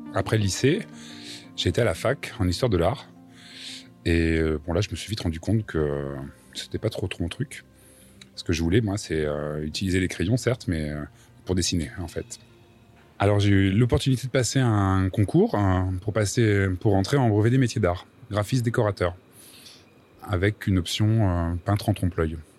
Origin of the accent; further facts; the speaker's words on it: Châteauroux, Centre-Val de Loire, France; Je viens de Châteauroux, dans l'Indre